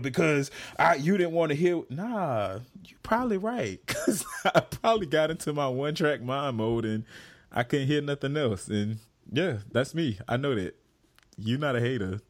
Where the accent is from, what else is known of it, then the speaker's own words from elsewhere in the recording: the South, United States; I'm from the South.